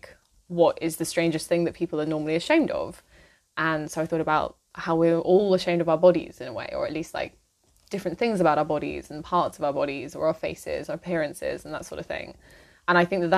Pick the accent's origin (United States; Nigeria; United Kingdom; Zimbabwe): United Kingdom; moved away as an adult; now in Berlin, Germany; I grew up in the UK and moved to Germany, well, to Berlin, a couple of years ago